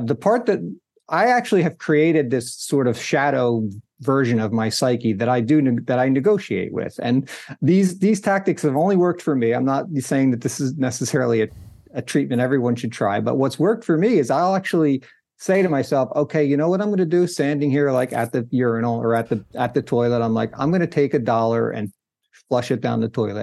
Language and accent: English; New Jersey, United States; I grew up in New Jersey